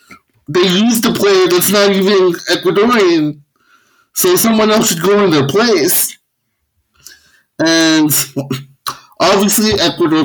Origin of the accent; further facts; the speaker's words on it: California, United States; also born or lived in El Salvador / Guatemala; to Americans here, especially in California, I'm a Mexican, and, like, I have to grow up saying, like, oh, I'm not